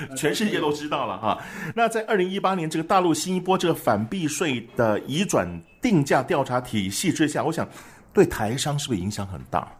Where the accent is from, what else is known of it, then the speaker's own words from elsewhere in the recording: Taiwan; 就像我们台湾人